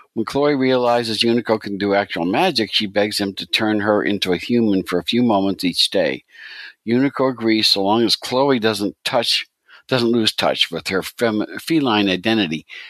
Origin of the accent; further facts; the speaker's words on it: United States; I'm, I'm too American